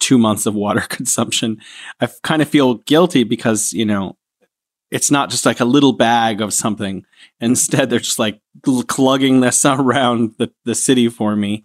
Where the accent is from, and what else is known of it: San Francisco, California, United States; moved away as an adult; now in Wuhan, China